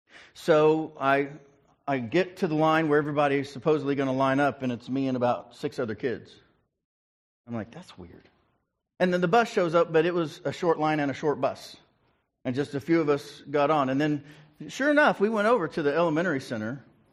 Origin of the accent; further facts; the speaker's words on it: Ringling, Oklahoma, United States; also born or lived in Prattville / Bartlesville / Guthrie / Fairview; And so I was born in Ringling, Oklahoma, outside. It's a suburb of Ardmore. And then from there, we moved to Prattville, which was a suburb of Sand Springs, which is a suburb of Tulsa.